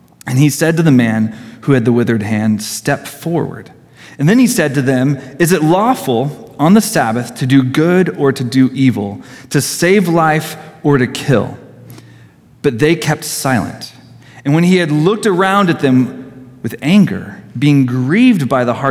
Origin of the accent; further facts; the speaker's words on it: Poway, California, United States; I grew up in Garden Road